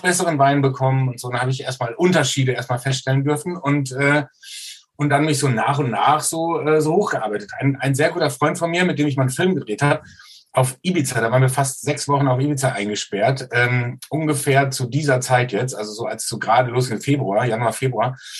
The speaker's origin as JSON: {"language": "German", "town": "Soest", "region": "North Rhine-Westphalia", "country": "Germany", "tie": "born or raised there", "said": "Ich komme aus Soest in Westfalen"}